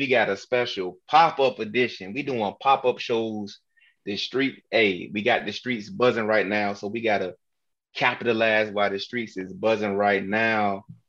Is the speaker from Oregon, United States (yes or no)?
no; Virginia, United States; now in Suitland, United States; I'm from Virginia